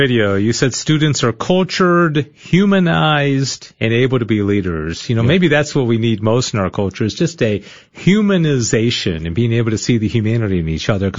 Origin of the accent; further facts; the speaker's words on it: Dallas, Texas, United States; I grew up in Dallas. I went to Jesuit.